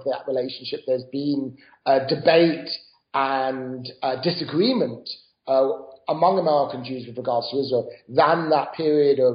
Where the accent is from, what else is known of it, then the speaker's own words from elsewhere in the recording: United Kingdom; moved away as an adult; now in United States; I grew up in Britain